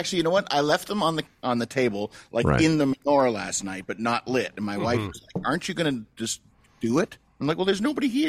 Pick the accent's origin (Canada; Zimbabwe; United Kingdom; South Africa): Canada; moved away; Part of me is like, well, I'm a Canadian guy.